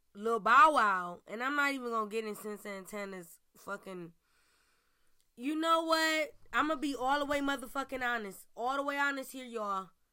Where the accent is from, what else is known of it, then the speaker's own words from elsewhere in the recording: Cleveland, Ohio, United States; Cleveland, my hometown, where I stay, where I reside, where I report from